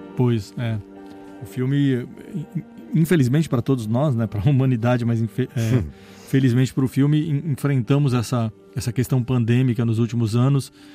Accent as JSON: {"language": "Portuguese", "country": "Brazil"}